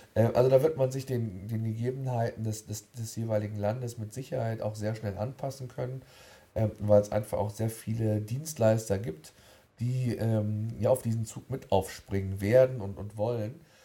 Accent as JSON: {"language": "German", "country": "Germany", "said": "Bei uns in Deutschland"}